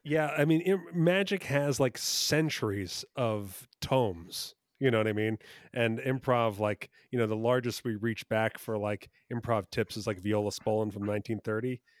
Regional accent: Red Bank, New Jersey, United States; I was born in Red Bank, New Jersey

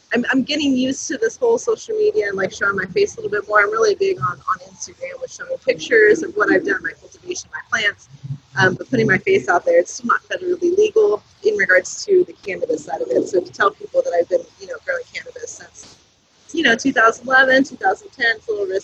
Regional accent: Southern California, United States; moved away as an adult; also born or lived in Southern Oregon; now in Oregon, United States; I've pretty much born and raised Southern California.

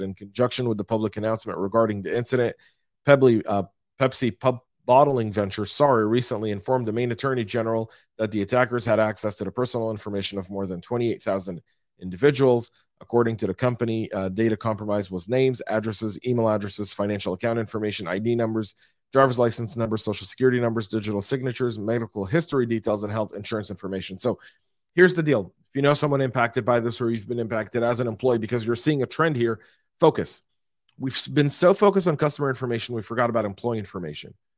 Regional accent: Louisville, Colorado, United States; my hometown of Louisville, Colorado

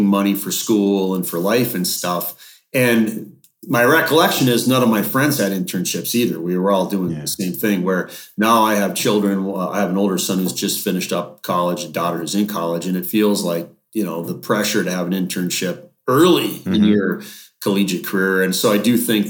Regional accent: Duluth, Minnesota, United States; I grew up in Duluth, which is up in Northern Minnesota.

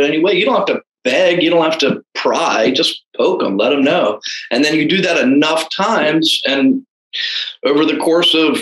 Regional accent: Anne Arundel County, Maryland, United States; moved away as an adult; also born or lived in Texas; I was born and raised in Anne Arundel County

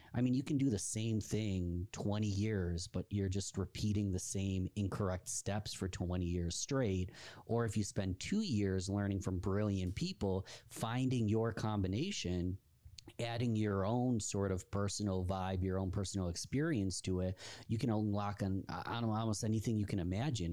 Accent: Rochester, New York, United States; my hometown of Rochester, New York

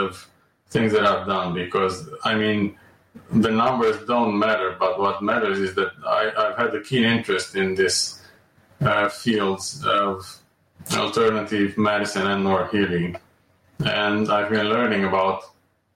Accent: Romania; moved away as an adult; also born or lived in Amsterdam; I was born and raised in Romania, and I graduated there from medical school.

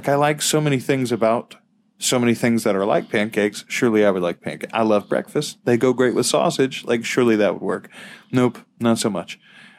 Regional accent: Louisiana, United States; we are from Louisiana.

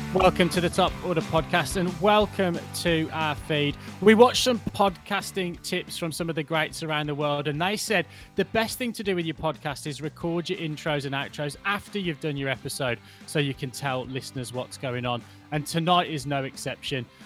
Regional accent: Birmingham, West Midlands, United Kingdom; born or raised there; moved away

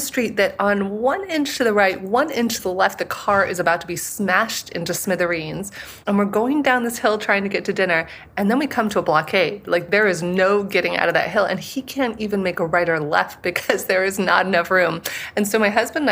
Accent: San Diego, California, United States; where I grew up in San Diego

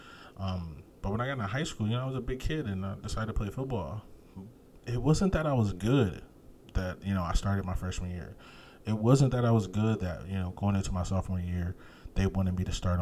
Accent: United States; I'm an American

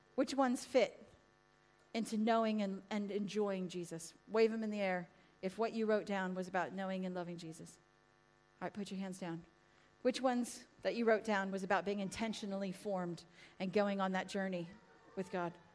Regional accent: United States; now in England, United Kingdom; America! I am

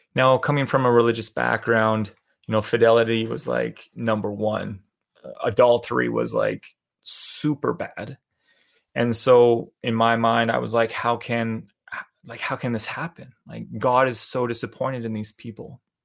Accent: Calgary, Alberta, Canada; moved away; I was born and raised in Calgary, Alberta, Canada.

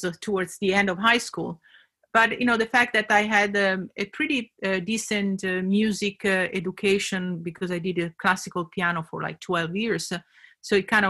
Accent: Italy; accent: Italian; English is a second language; moved away; my accent, where it's from, I'm from Italy. So I grew up with a grandmother who was a piano player

